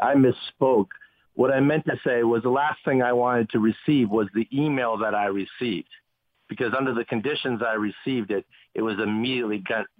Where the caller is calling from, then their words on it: Haiti; Yes, I'm calling you from Haiti.